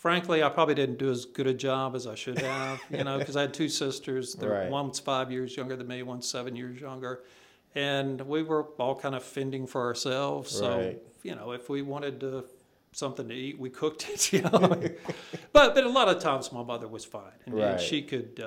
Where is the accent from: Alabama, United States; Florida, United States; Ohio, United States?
Alabama, United States; Enterprise; moved away as an adult; also born or lived in North Carolina / Charlotte, North Carolina / Hattiesburg, Mississippi / Troy, Alabama; now in Nashville, United States; growing up in Enterprise, Alabama